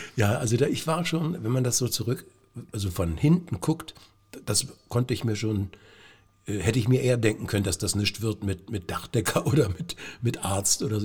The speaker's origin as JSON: {"language": "German", "town": "Lieberose", "region": "Brandenburg", "country": "Germany", "tie": "born or raised there", "also_born_or_lived": "Cottbus", "said": "ich komme aus Liberose"}